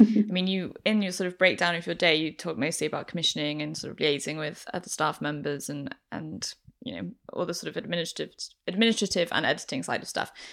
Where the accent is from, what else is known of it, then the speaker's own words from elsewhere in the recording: Manchester, North West England, United Kingdom; moved away; I'm from Manchester originally